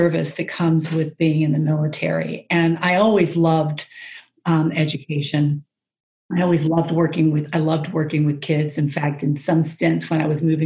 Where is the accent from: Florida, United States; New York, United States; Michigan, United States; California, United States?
Florida, United States; Jacksonville; moved away as an adult; also born or lived in Hawaii; now in Maryland, United States; I actually grew up in Jacksonville, Florida